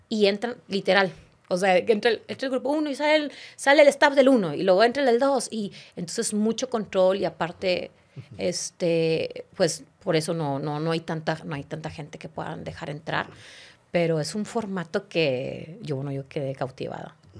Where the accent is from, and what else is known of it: Monterrey, Nuevo León, Mexico; born or raised there; moved away as an adult; also born or lived in Mexico City / Argentina; now in Spain